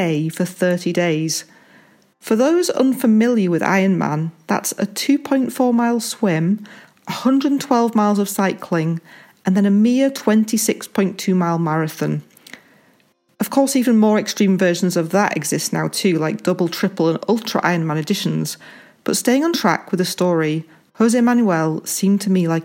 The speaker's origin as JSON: {"language": "English", "town": "Halifax", "region": "Yorkshire and the Humber", "country": "United Kingdom", "tie": "born or raised there", "said": "I was born in the West Yorkshire town of Halifax, England"}